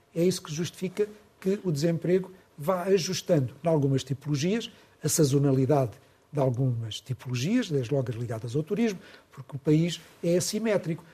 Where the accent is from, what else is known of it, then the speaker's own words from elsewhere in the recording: Portugal; nós portugueses